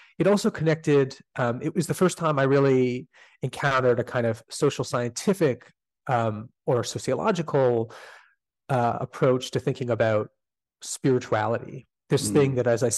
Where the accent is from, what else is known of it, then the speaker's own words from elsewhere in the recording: Canada; despite being Canadian